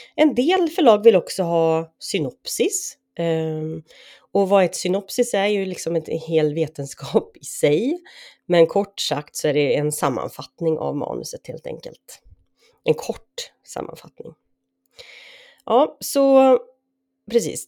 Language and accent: Swedish; Sweden; där jag är uppvuxen och numera återlever mitt liv